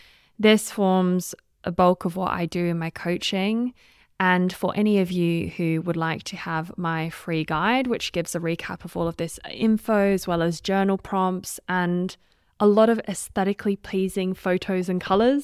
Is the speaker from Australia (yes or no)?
yes; Australia; also born or lived in United Kingdom; now in Switzerland; You might be able to tell from the accent, I'm not sure, but I am Australian and British, and I now live in Switzerland.